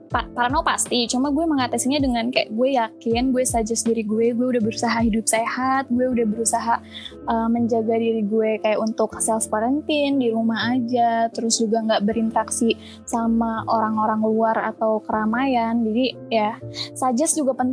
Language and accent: Indonesian; Bandung, West Java, Indonesia; now in Jakarta, Indonesia; karena kan uh, gue sebenarnya asal Bandung.